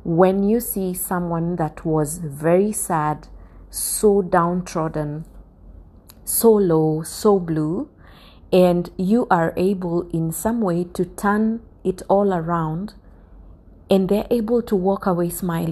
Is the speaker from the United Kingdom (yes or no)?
no; Kenya; Kenya, my home country